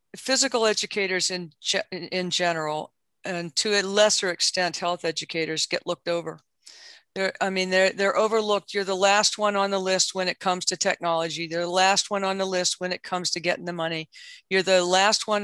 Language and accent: English; Southwest Pennsylvania, United States; moved away; also born or lived in West Virginia; I grew up in Southwest Pennsylvania and West Virginia